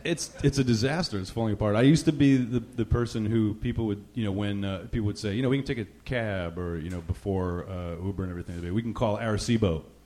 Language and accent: English; New Jersey, United States; also born or lived in New York; now in Rhode Island, United States; I grew I grew up in Jersey, just over the river. My mom's family is actually from Brooklyn, and I, I grew up in the whole area